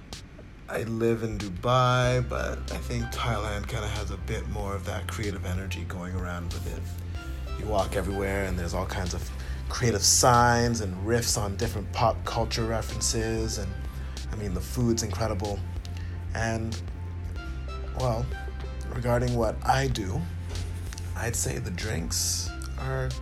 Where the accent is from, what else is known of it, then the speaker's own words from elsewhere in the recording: Ottawa, Ontario, Canada; moved away; I grew up in Canada, to be more precise. And the city I grew up in is Ottawa.